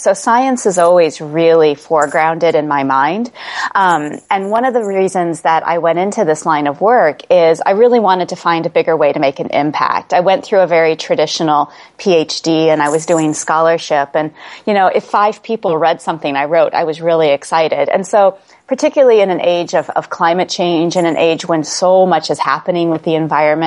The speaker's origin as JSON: {"language": "English", "region": "Midwest", "country": "United States", "tie": "born or raised there", "also_born_or_lived": "New England", "moved": "yes", "said": "I grew up in the Midwest in the United States, so lots of tornadoes and severe thunderstorms."}